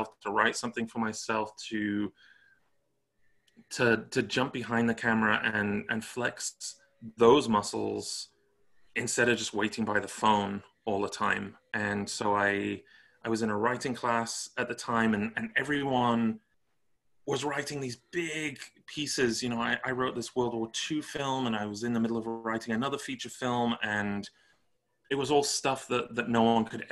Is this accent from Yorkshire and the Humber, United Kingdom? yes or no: no; Stoke-on-Trent, West Midlands, United Kingdom; now in Los Angeles, United States; I'm from Stoke-on-Trent, Staffordshire, originally